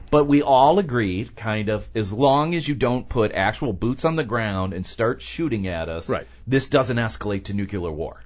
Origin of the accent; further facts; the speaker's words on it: United States; as an American